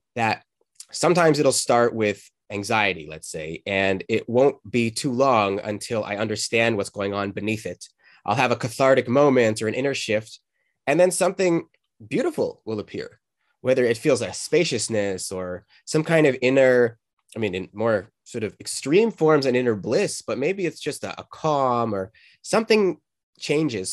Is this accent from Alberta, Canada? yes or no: yes; Calgary, Alberta, Canada; moved away; also born or lived in Boulder, Colorado; where I grew up in Canada.